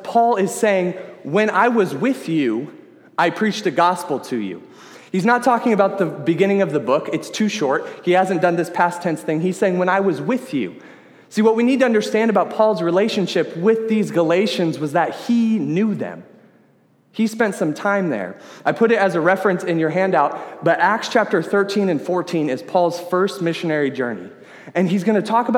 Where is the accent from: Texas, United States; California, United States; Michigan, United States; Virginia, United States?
California, United States; Sacramento; I am from the Sacramento area.